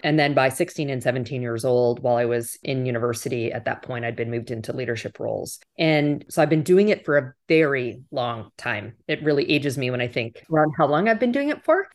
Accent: Western Canada, Canada; moved away as an adult; also born or lived in Toronto, Canada; now in United States; I grew up in Western Canada

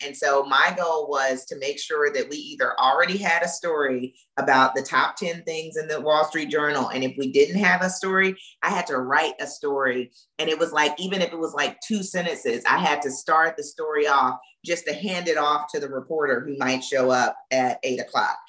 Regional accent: Florence, Alabama, United States; moved away; also born or lived in Mississippi; I grew up in Florence, Alabama

